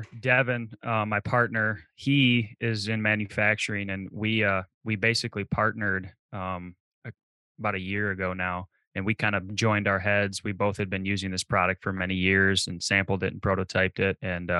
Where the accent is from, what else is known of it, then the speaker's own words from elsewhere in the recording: Michigan, United States; So, I mean, I grew up in Michigan.